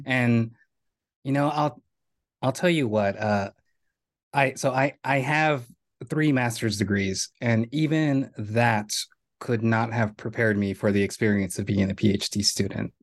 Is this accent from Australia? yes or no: no; Rio Grande Valley, Texas, United States; moved away as an adult; now in New York, United States; I was born in the Rio Grande Valley. I attended Donna High School